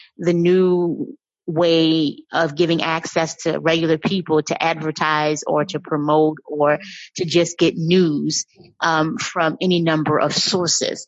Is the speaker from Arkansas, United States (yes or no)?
no; New Orleans, Louisiana, United States; moved away as an adult; also born or lived in New York City / Rwanda / Shanghai; I was born and raised in New Orleans